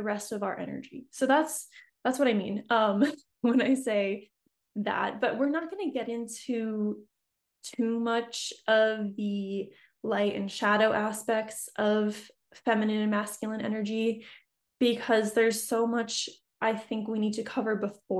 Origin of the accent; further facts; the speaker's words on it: New England, United States; moved away as an adult; now in San Diego, United States; But I'm an East Coast girl. I grew up in New England, so you know, that's where I'm from